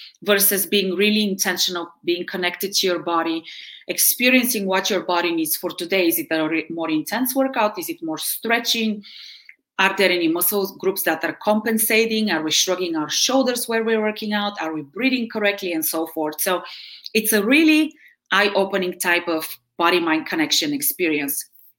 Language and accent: English; Bulgaria; English is a second language; now in United States; So I am originally from Bulgaria, which is in Eastern Europe. I have been in the US since 1992. And I'm, I guess, at this point more Americanized than Bulgarian. But I did high school here. I did college here.